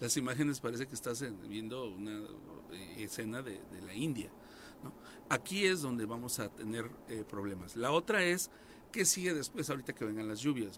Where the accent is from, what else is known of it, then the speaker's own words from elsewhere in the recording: Cuernavaca, Morelos, Mexico; los que nacimos aquí en Cuernavaca